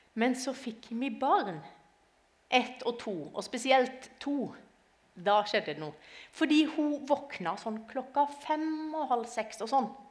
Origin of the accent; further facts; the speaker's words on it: Arendal, Agder, Norway; now in Lillesand, Norway; jeg kommer som sagt eh, fra Lillesand, eller egentlig fra Arendal, men akkurat i dag så kommer jeg fra Lillesand.